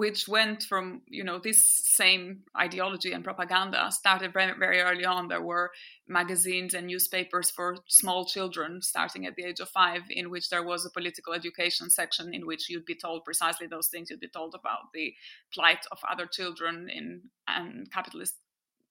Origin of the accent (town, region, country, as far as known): Albania; born or raised there; first language French; English is a second language